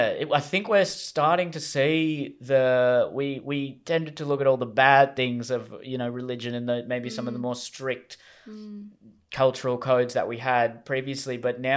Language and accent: English; Australia; So now it's, you know, being an Australian, patriotism was, I think, much more valued in previous generations compared to what it is now.